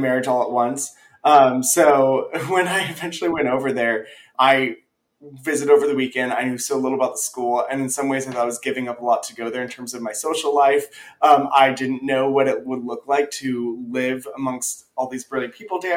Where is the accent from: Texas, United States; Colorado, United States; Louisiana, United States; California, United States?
California, United States; San Joaquin Valley, Central; moved away; I'm originally from Central California, the San Joaquin Central Valley